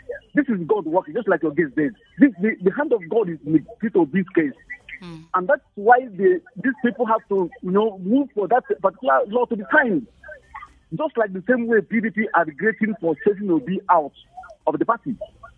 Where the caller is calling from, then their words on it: Brooklyn, New York, United States; calling from Brooklyn.